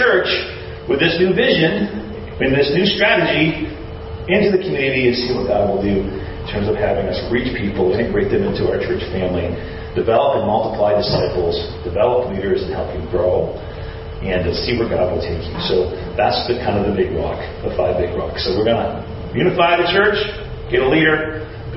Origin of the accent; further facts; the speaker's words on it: Maine, United States; moved away as an adult; also born or lived in Washington, D.C.; My mom and dad live in Maine. That's where I grew up. I'm from Maine